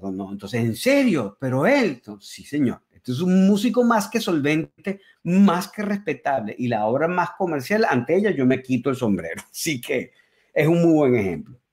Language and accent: Spanish; Caracas, Capital District, Venezuela; first language Spanish; also born or lived in Berkeley, United States; now in United States; soy de Caracas, entonces soy un caraqueño